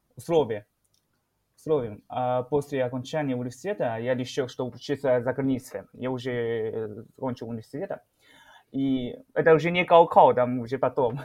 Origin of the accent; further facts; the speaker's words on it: Shenyang, Liaoning, China; Russian is a second language; moved away as an adult; now in Moscow, Russia; я сам э, из города Шэньян. Э, самый крупный город